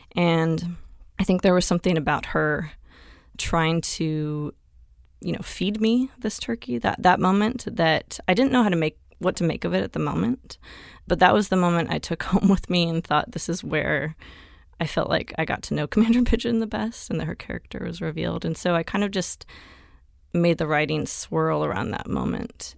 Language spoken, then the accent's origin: English; Tumalo, Oregon, United States; in a town of five hundred people in rural Oregon, um, near Bend